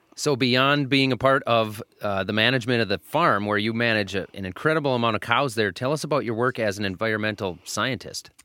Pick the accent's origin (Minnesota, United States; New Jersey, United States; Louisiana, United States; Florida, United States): Minnesota, United States; I'm from Minnesota. We're sitting in Minnesota.